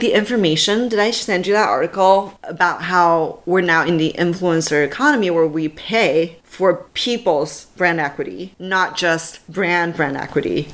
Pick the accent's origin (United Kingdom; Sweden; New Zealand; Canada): Canada; now in Silicon Valley, United States; I'm a Canadian